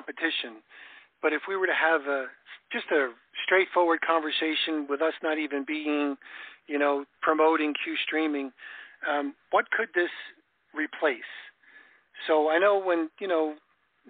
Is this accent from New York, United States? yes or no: yes; New York, United States; now in Florida, United States; I grew up in New York